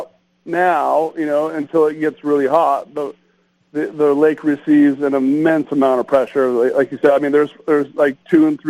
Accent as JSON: {"language": "English", "region": "Southern California", "country": "United States", "tie": "born or raised there", "also_born_or_lived": "Lake Havasu, Arizona", "moved": "yes", "said": "I grew up in Southern California"}